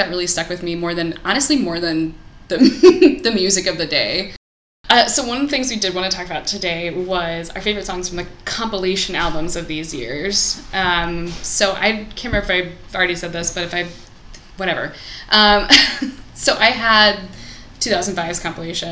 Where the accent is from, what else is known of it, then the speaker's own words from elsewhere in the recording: Columbia, Missouri, United States; moved away; growing up in Missouri